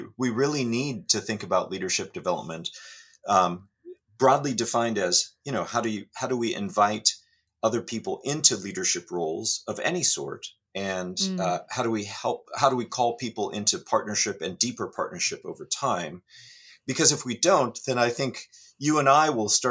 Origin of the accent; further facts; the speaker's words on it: California, United States; I grew up in California